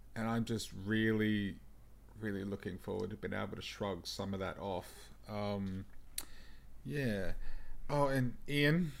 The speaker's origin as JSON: {"language": "English", "town": "Melbourne", "region": "Victoria", "country": "Australia", "said": "I'm from Melbourne, and because I'm from Mel, Melbourne, that means I'm basically a coffee snob by default"}